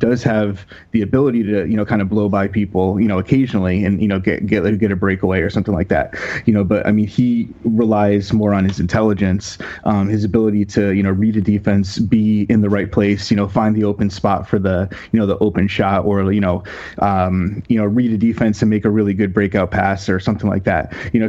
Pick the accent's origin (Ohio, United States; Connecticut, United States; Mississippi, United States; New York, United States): Connecticut, United States; my background is, I grew up in Connecticut.